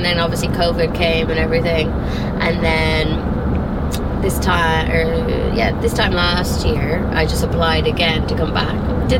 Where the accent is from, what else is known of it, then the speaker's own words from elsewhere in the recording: Dublin, Leinster, Ireland; moved away as an adult; now in Naples, United States; I think maybe because I'm from Dublin. The area that I'm from in Dublin is more